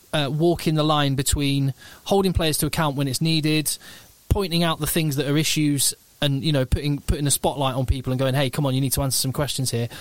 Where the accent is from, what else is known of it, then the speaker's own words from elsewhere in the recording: England, United Kingdom; as an Englishman